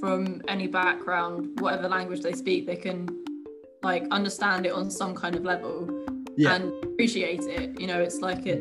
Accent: Brighton, South East England, United Kingdom; I live in Brighton, and I've always lived in Brighton

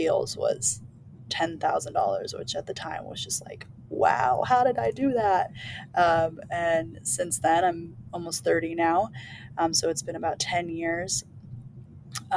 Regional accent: California, United States; I was born and raised in California

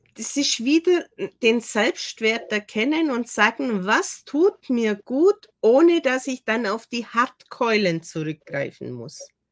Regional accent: Germany; bin zwar eine gebürtige Deutsche

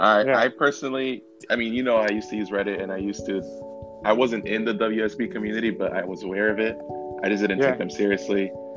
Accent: Elizabeth, New Jersey, United States; moved away as an adult; now in Southern California, United States; I'm 26, from Southern California. Sergio and I went to high school together in New Jersey

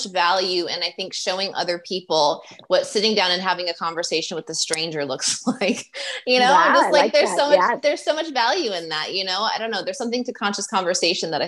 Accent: Midwest, United States; also born or lived in Chicago; I lived in Chicago for 5 years. I grew up in the Midwest.

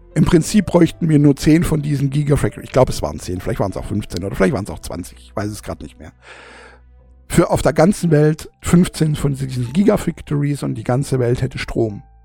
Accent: Germany; also born or lived in southern Germany; bei uns in Deutschland

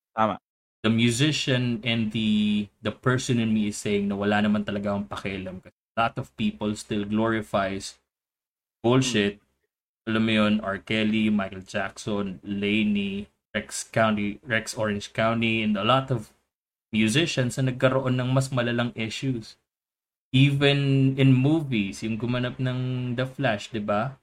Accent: Philippines; as a Filipino, as a Pinoy

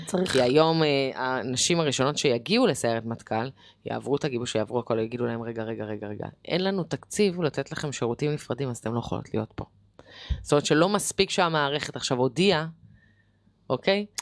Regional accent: Jerusalem, Jerusalem District, Israel; גדלתי בירושלים, כמו שאמרתי, באינתיפאדה

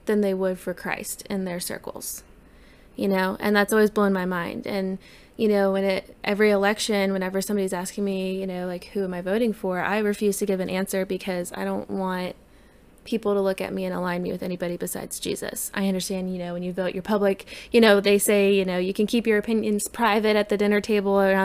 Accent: United States; as an American

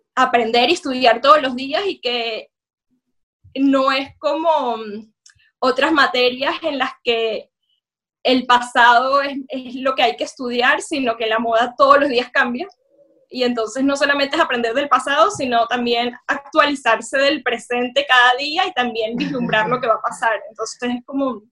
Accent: Venezuela; now in London, United Kingdom; yo soy una mujer venezolana, judía

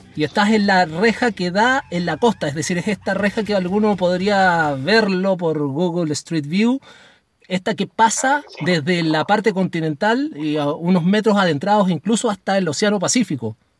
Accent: Chile; yo como chileno

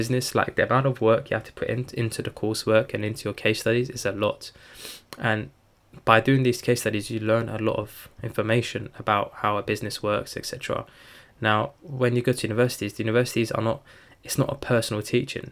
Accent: Turkey; I'm from Turkey

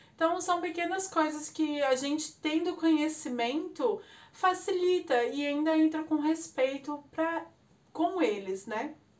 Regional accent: Brazil; Nós, como brasileiros

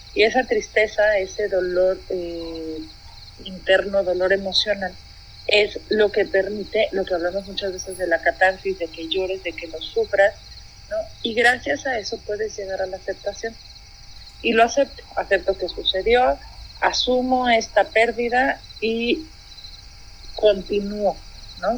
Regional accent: Mexico; como mexicanos al menos hemos llegado

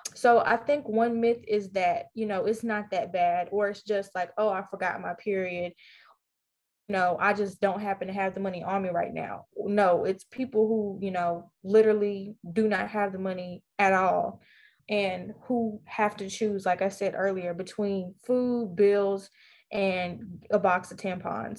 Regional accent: Vicksburg, Mississippi, United States; a junior at Warren Central High School in Vicksburg, Mississippi, my hometown.

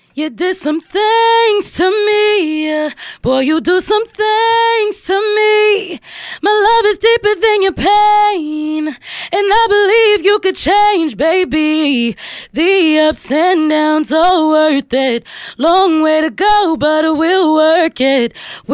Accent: New York City, New York, United States; I'm from Harlem. Harlem is pretty much very small. Everybody pretty much knows everybody.

